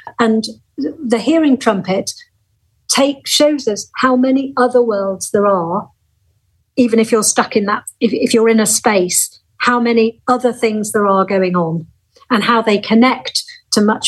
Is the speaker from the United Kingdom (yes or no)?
yes; Lancashire, North West England, United Kingdom; the Lancashire where she was born and I was born